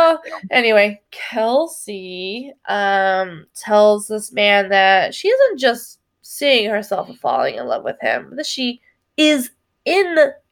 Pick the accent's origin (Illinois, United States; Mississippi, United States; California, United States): California, United States; Napa Valley; I'm from the Napa Valley.